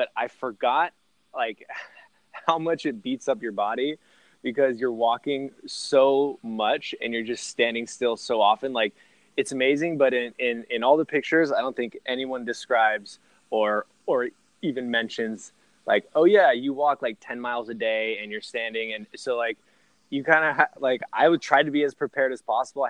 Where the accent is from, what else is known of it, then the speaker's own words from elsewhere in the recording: the Bay Area, California, United States; I'm from the Bay